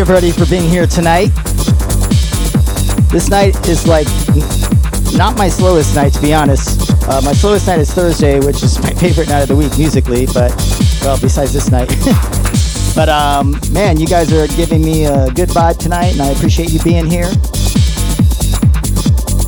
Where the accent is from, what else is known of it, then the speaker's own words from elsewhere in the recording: Tampa, Florida, United States; My hometown, Tampa